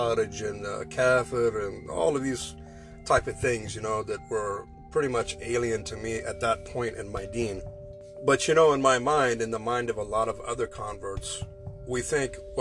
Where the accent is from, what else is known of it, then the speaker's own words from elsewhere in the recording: United States; moved away as an adult; I am an American